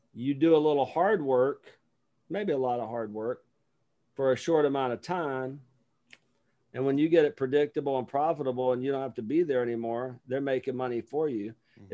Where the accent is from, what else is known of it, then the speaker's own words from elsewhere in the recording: Lower Alabama, United States; I'm from Lower Alabama